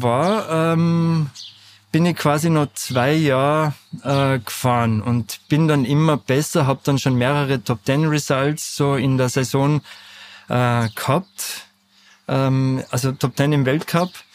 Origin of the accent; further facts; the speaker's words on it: Lech, Vorarlberg, Austria; now in Natters, Austria; Lechzürs, wo ich aufgewachsen bin